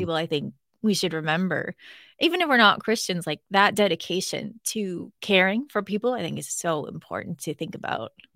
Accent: Northern Ontario, Canada; I'm from Northern Ontario

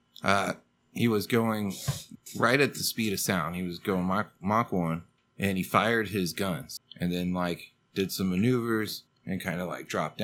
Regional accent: Texas, United States; moved away; I am from Texas

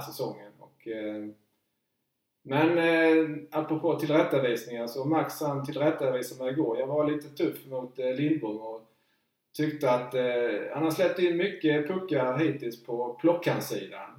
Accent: Markaryd, Kronoberg County, Sweden; när jag var 11-12 år så det fanns bara en utrink hemma i Markaryd.

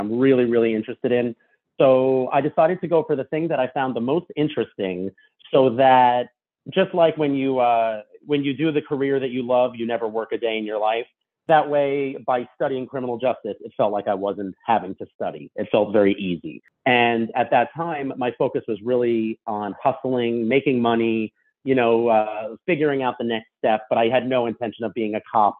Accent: Long Island, New York, United States; I'm from Long Island, grew up that way

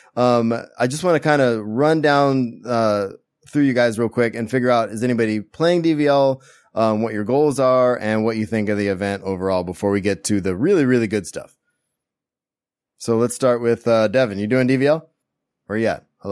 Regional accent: Central Valley, California, United States; where I grew up in the Central Valley in California

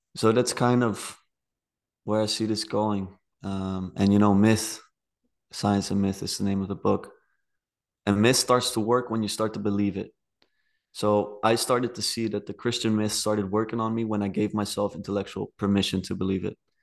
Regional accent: Netherlands; I'm from the Netherlands.

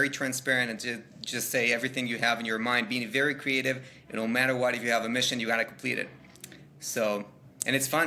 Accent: Israel; moved away as an adult; now in Austin, United States; I'm based in Austin, Texas, and I'm coming from Israel

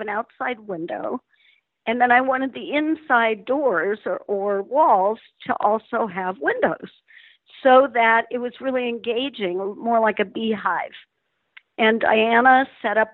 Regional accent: Denver, Colorado, United States; I grew up in Denver, Colorado. Spectacular place to live and grow up. It's where I'm still centered.

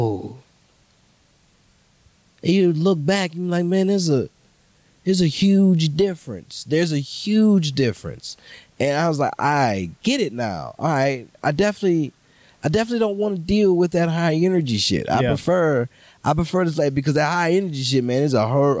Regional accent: New Orleans, Louisiana, United States; moved away; also born or lived in Los Angeles; growing up in New Orleans

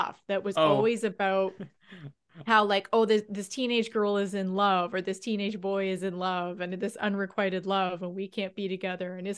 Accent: Windsor, Ontario, Canada; growing up in Windsor

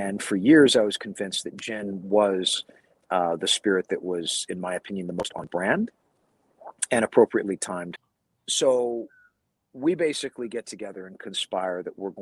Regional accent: California, United States; my home state of California.

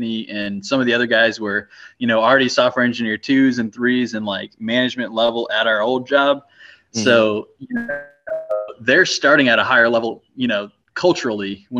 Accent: Crestview, Florida, United States; growing up in Little Crestview

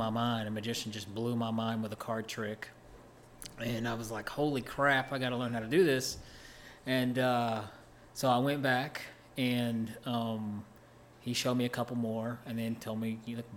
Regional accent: Oak Ridge, Tennessee, United States; born and raised in East Tennessee

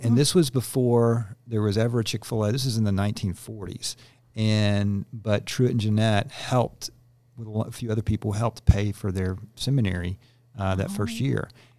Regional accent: Georgia, United States; I grew up in Gwinnett County, where we

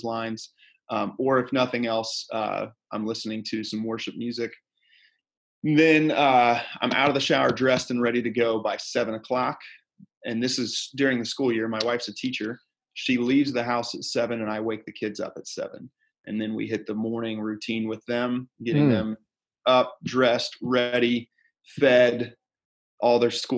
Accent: Fort Wayne, Indiana, United States; moved away as an adult; also born or lived in Dayton; now in Fort Wayne, United States; I grew up in Fort Wayne

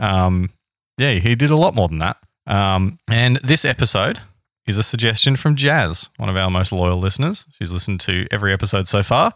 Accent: Australia; Being Australian

